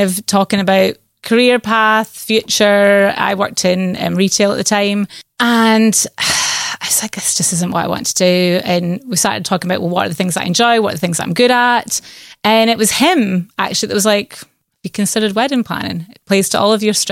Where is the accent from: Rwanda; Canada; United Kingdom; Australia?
United Kingdom; Shetland, Scotland; moved away; I am born and bred in Shetland, Island girl